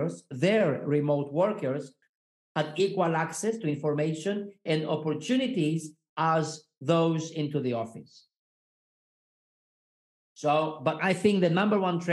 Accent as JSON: {"language": "English", "country": "Greece", "tie": "born or raised there", "also_born_or_lived": "Switzerland", "moved": "as an adult", "said": "I was born in Greece, and so far I lived and worked in eight different countries"}